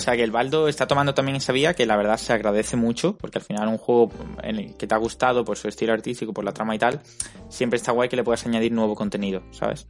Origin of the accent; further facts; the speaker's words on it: Málaga, Andalusia, Spain; ambos somos de Málaga